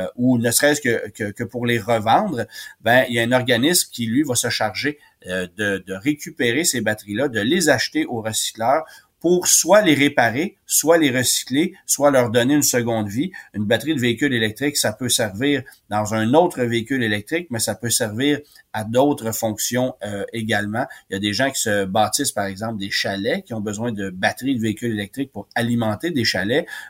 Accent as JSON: {"language": "French", "region": "Quebec", "country": "Canada", "said": "chez nous au Québec"}